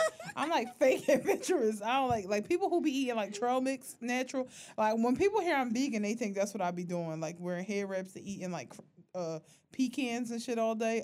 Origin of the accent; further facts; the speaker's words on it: Philadelphia, Pennsylvania, United States; we are from North Philly